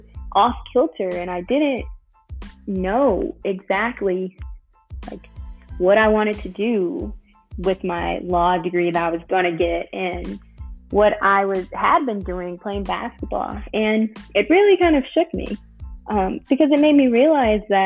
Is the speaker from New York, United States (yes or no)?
no; Chicago, Illinois, United States; I'm from Chicago originally